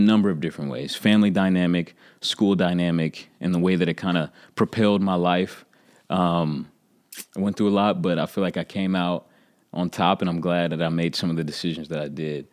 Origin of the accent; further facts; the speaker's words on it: Oklahoma City, Oklahoma, United States; I'm from Oklahoma City